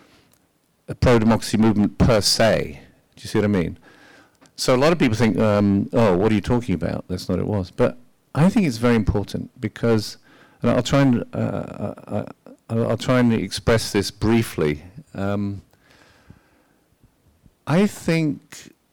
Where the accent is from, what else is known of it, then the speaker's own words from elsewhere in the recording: United Kingdom; as a British person